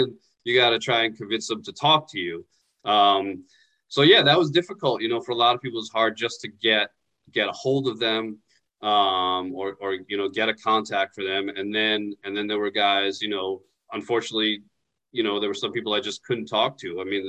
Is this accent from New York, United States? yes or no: yes; New York, United States; I'm from New York.